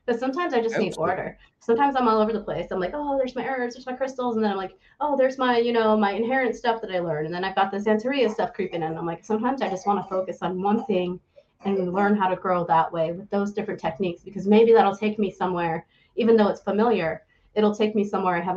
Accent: United States; accent: American; my American accent

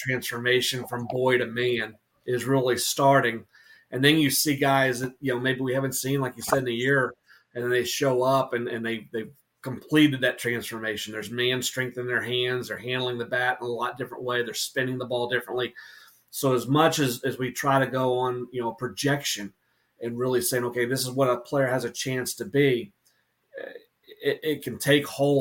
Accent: Atlanta, Georgia, United States; now in North Carolina, United States; I grew up in Atlanta before moving to North Carolina

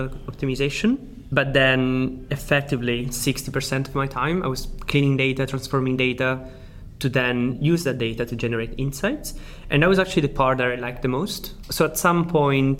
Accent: Sicily, Italy; accent: Italian; English is a second language; moved away; I am Italian. I'm actually from Sicily

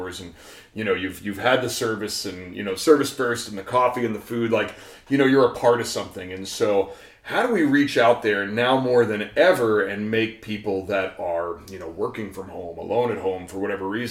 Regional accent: New York, United States; now in Chicago, United States; I grew up with in New York

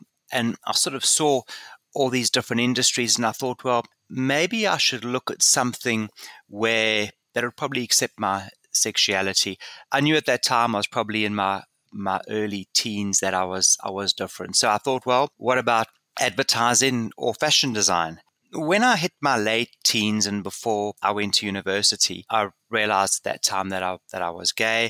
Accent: South Africa; growing up in South Africa

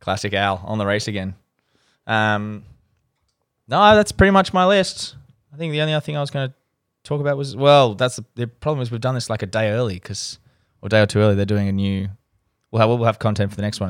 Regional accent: Australia; as an Australian

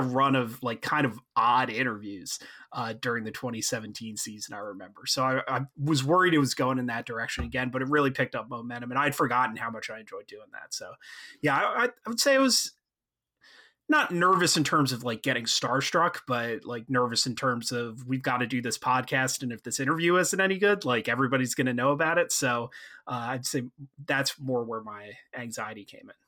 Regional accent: outside of Philadelphia, Pennsylvania, United States; I grew up outside of Philadelphia

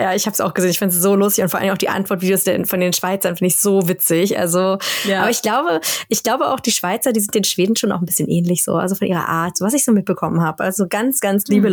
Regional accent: Berlin, Germany; first language German; moved away as an adult; now in Sápmi, Sweden; Berlin, wo ich herkomme

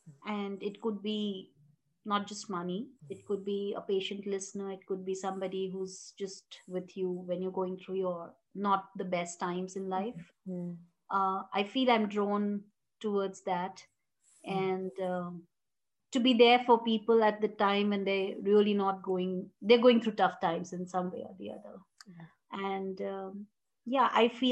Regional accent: Jharkhand, India; also born or lived in Bihar; I grew up in Jharkhand. We belong to Bihar

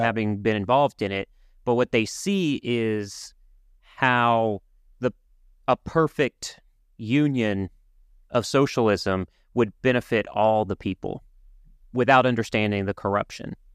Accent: Cajun country, Louisiana, United States; I'm from Cajun country in Louisiana, so we, we are Acadians.

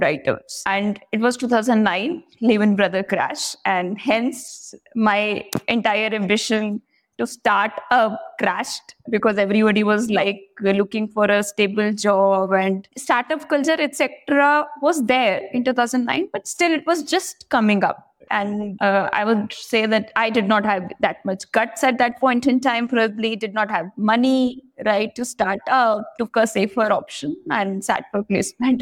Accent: Meerut, Uttar Pradesh, India; moved away as an adult; also born or lived in Punjab; I was born in Meerut, which is a city in Uttar Pradesh, about 70 kilometers from Delhi

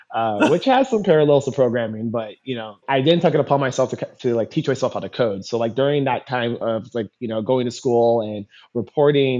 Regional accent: California, United States; moved away as an adult; now in Washington, United States; I'm originally from California.

